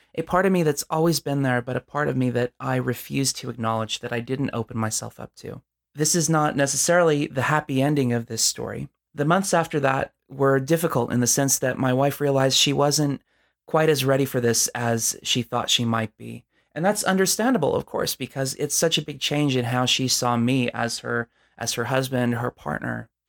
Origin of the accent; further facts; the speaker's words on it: Southern California, United States; I'm from Southern California